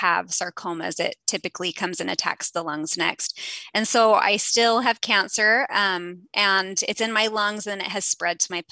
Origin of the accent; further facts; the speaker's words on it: Southern California, United States; I grew up in Southern California.